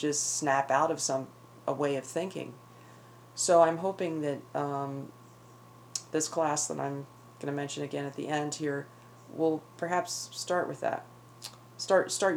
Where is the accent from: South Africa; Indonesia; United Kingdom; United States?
United States; Northeast; moved away; where I grew up in the Northeast